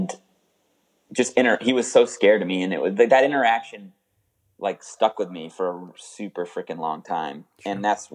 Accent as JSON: {"language": "English", "region": "New England", "country": "United States", "tie": "born or raised there", "said": "I grew up in New England"}